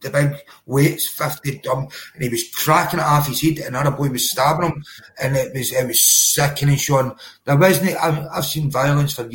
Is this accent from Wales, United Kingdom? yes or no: no; Cumbernauld, Scotland, United Kingdom; also born or lived in Glasgow; I was born in Cumbernauld. It's literally, it's the borders, right in the border of Glasgow